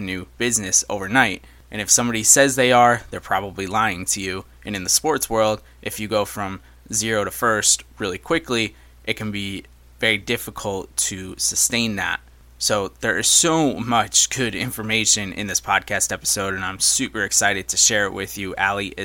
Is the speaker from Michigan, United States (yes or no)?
no; Syracuse, New York, United States; moved away; a fellow Syracusian, I guess is the word for it, but somebody who has relocated much like I have